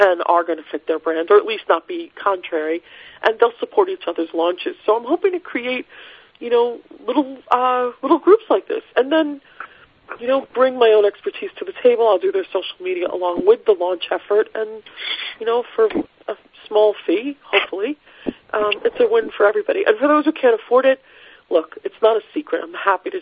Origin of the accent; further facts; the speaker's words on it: Rockaway, New York, United States; I'm from Rockaway